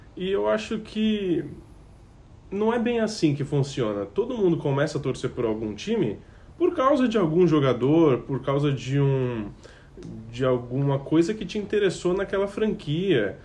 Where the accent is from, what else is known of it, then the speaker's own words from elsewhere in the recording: São Paulo, Brazil; sou de São Paulo